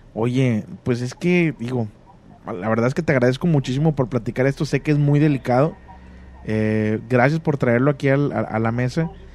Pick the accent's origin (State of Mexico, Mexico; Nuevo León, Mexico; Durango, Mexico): Nuevo León, Mexico; Monterrey; yo nací en Monterrey y viví casi toda mi vida en Monterrey